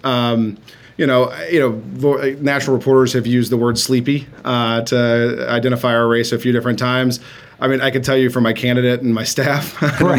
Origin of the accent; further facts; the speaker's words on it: Mississippi, United States; now in North Carolina, United States; my home state is Mississippi. Um, so I grew up, uh, although a smaller state